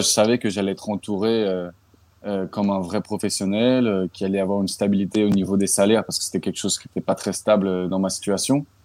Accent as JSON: {"language": "French", "area": "Paris suburbs", "region": "Île-de-France", "country": "France", "tie": "born or raised there", "moved": "yes", "lives_now": "Philadelphia, United States", "said": "j'ai grandi dans un banlieue parisienne, en 78."}